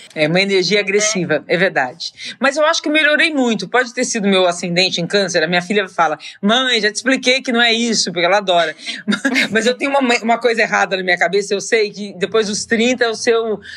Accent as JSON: {"language": "Portuguese", "town": "São José do Rio Preto", "region": "São Paulo", "country": "Brazil", "said": "Eu sou de São José do Rio Preto"}